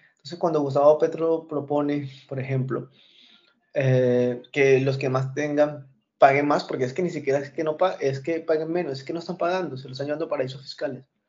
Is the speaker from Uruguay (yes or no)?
no; Colombia; moved away; yo soy colombiano.